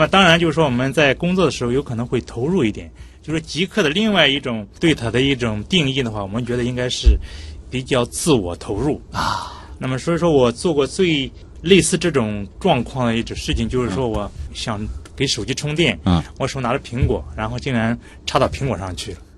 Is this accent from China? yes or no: yes; northern China, China; moved away; 因为我是北方人